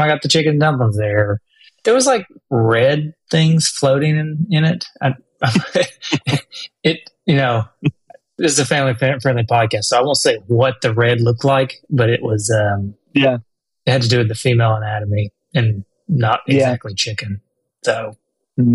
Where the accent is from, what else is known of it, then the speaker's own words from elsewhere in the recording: the South, United States; we're from the South